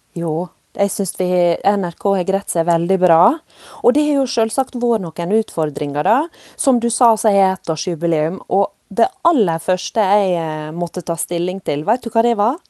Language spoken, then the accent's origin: Norwegian; Volda, Møre og Romsdal, Norway; moved away; jeg òg vokst opp i nynorske land i Volda på Sunnmøre